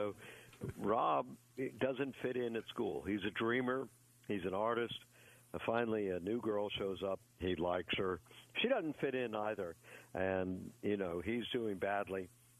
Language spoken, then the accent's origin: English; East Coast, United States; I grew up on the East Coast